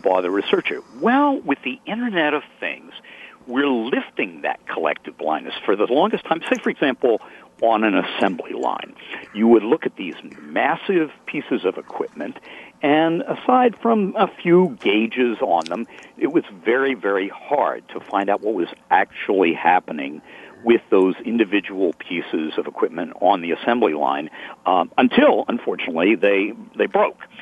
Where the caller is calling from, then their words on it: Medfield, Massachusetts, United States; I'm calling from Medfield, Massachusetts, a historic town that's been around since uh, 1649